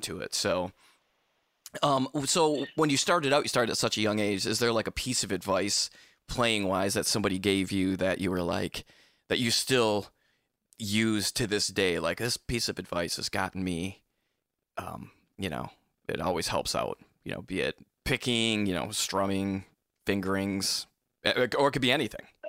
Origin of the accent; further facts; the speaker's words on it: Michigan, United States; I grew up in Michigan